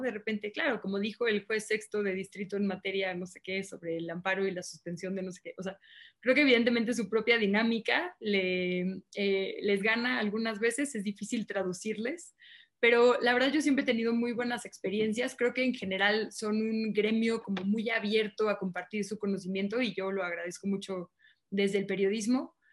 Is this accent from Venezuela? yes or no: no; Mexico City, Mexico; also born or lived in Monterrey, Nuevo León; Yo alcancé a nacer en Monterrey, pero he vivido aquí prácticamente toda mi vida, ¿no? Entonces soy así el estereotipo de chilanga, ¿no?